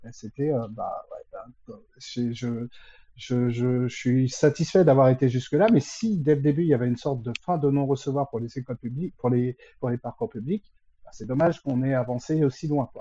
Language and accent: French; Créteil, Île-de-France, France; je suis de la région parisienne. Euh, donc, euh, je suis, euh, je suis même christolien, euh, donc, euh, de la ville de Créteil à l'origine